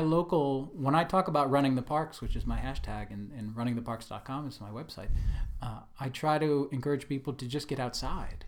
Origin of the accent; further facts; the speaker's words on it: Delaware, United States; moved away; also born or lived in New York / Washington, D.C.; I'm originally from the East Coast, so I grew up, uh, in Delaware, lived in New York and Washington, D C, and places like